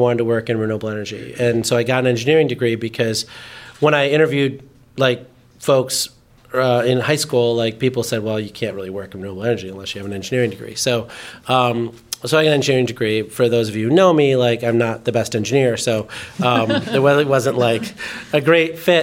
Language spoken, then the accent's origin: English; Chicago Ridge, Illinois, United States; also born or lived in India; we grew up in Chicago Ridge, where my dad was doing his residency